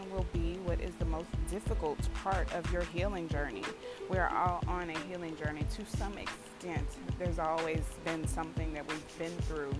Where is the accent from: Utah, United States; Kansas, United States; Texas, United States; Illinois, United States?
Texas, United States; Houston; Houston, my hometown